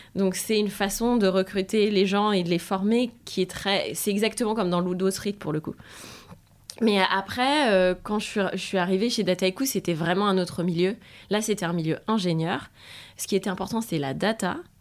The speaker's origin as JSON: {"language": "French", "country": "France", "also_born_or_lived": "Spain", "accent": "French", "moved": "as an adult", "said": "j'étais française donc j'avais mon accent insupportable"}